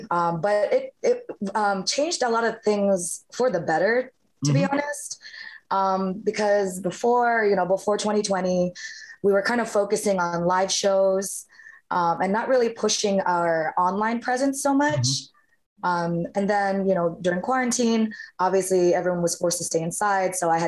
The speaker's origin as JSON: {"language": "English", "country": "Philippines", "said": "Well, I'm Filipino, and Filipinos, like, music's a huge part of the culture."}